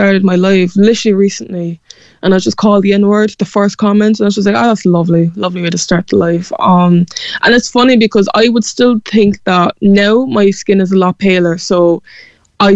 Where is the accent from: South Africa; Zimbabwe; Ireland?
Ireland; Cork, Munster; accent: Cork; a lot of my success can be thankfully put down to my Cork accent